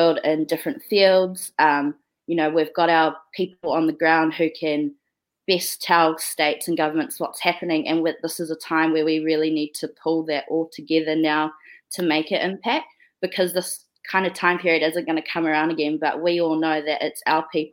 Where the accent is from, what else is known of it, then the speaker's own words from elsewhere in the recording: New Zealand; I'm from Aotearoa